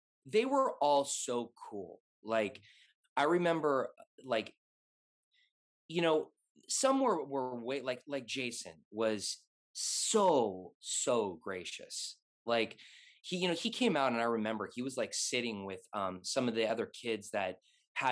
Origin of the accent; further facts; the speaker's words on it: Los Angeles, California, United States; I'm born and raised in LA.